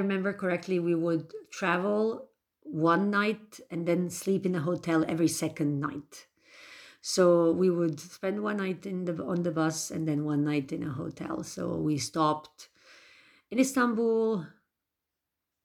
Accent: Bosnia & Herzegovina; I am from Bosnia and Herzegovina

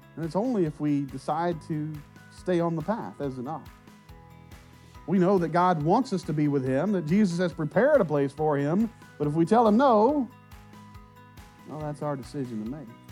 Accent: Southwest Arkansas, United States; now in Mont Belvieu, United States; We grew up in Southwest Arkansas

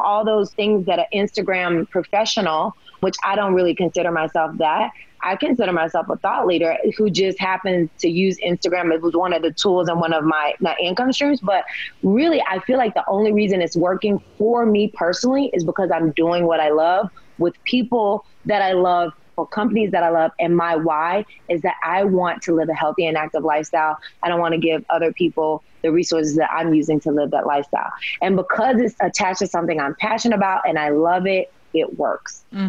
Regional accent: the South, United States; I was raised in the South. Look, we ate, you know, pork and bacon and chitlins and all the things.

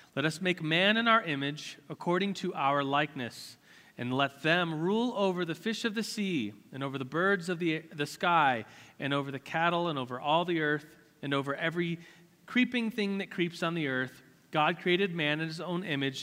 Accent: United States; As an American, as someone who's rich

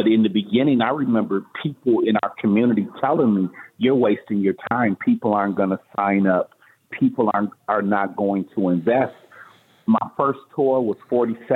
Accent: Pontiac, Michigan, United States; moved away as an adult; now in Las Vegas, United States; I'm originally from Michigan, Pontiac, Michigan

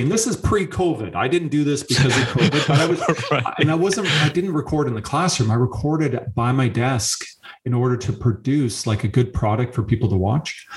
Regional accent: Canada; being a Canadian

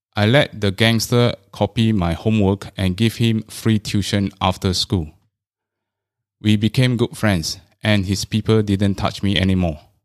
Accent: Singapore; I was all along from the Chinese stream.

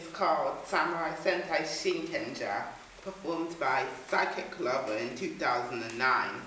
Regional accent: London, United Kingdom; I'm 15 and I'm from Walthamstow.

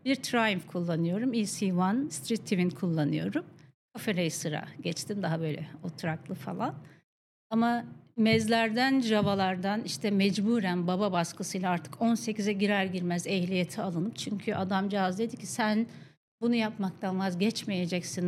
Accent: Akşehir, Konya, Turkey; moved away; mutlu çocukluğum dediğim Konya Akşehirli olmaya biraz da bağlı. Akşehir'de doğdum ben

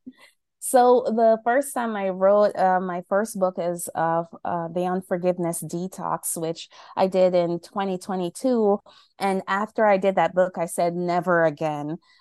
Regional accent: Jamaica; now in New York, United States; right now I'm in New York, um, in the cold, but I'm from Jamaica.

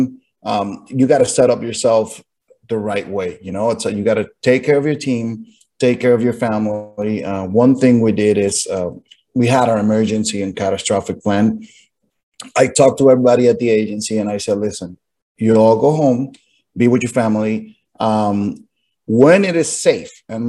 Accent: San Juan, Puerto Rico; moved away as an adult; now in St. Augustine, United States; I'm originally from San Juan, Puerto Rico, born and raised

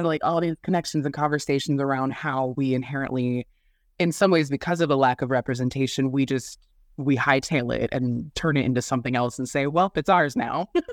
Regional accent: Midwest, United States; from the Midwest, born and raised

